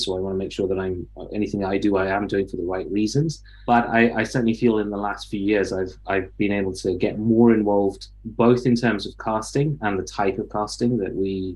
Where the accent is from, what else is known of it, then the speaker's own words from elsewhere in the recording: Leicester, East Midlands, United Kingdom; moved away; also born or lived in London; I grew up in Leicester